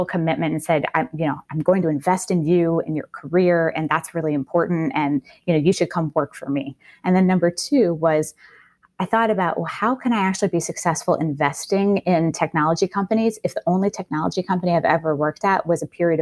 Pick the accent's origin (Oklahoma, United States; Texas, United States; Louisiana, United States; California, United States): Louisiana, United States; New Orleans; I grew up in New Orleans